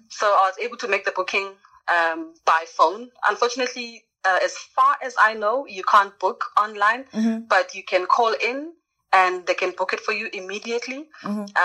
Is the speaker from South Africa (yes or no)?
yes; South Africa; I grew up in South Africa